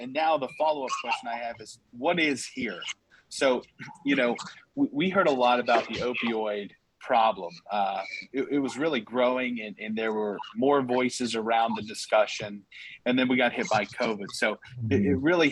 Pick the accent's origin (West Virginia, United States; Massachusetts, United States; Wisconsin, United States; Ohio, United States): West Virginia, United States; Staley, Harrison County; I grew up in Staley and lived in Harrison County most of my life.